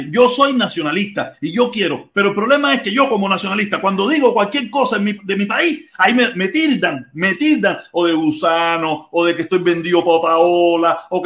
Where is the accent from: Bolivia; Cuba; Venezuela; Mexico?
Cuba; nosotros, como nacionalistas cubanos, luchar y hacer las cosas bien hechas en Cuba